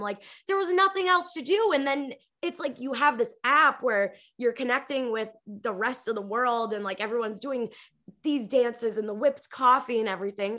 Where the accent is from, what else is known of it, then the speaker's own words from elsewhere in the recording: Revere, Massachusetts, United States; moved away as an adult; also born or lived in California; I grew up in Revere, Massachusetts. It's like a city five to ten minutes outside of Boston.